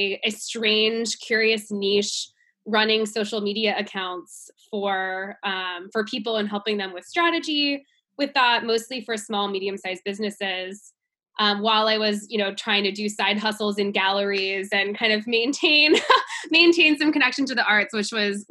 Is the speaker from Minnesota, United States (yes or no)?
no; California, United States; also born or lived in North Carolina; I grew up in California. I'm definitely California born and bred, live in San Francisco now